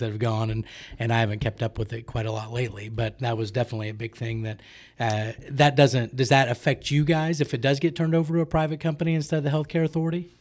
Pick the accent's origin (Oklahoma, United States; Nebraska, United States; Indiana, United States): Oklahoma, United States; Oklahoma City; I grew up in Oklahoma City